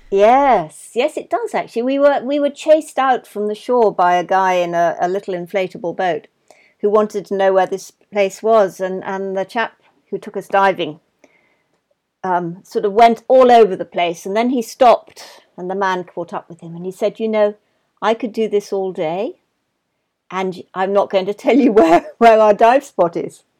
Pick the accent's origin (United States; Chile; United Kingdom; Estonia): United Kingdom; London; I was brought up in London